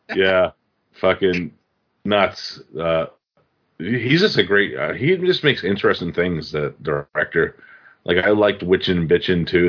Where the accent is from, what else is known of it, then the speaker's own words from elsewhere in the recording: Massachusetts, United States; my home state of Massachusetts